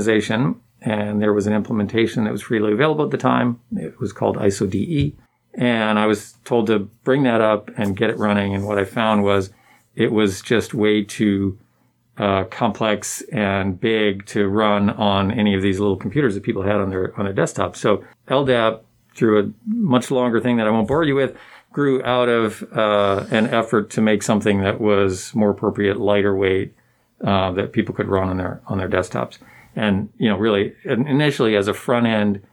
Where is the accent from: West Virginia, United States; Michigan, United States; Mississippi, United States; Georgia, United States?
Michigan, United States; Ann Arbor; I grew up in Ann Arbor, Michigan